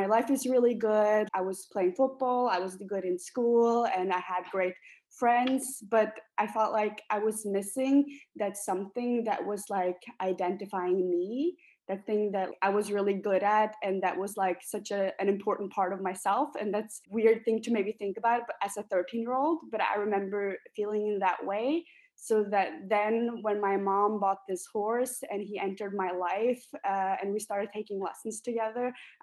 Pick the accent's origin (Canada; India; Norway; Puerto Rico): Norway; moved away as an adult; now in Cologne, Germany; I am from Norway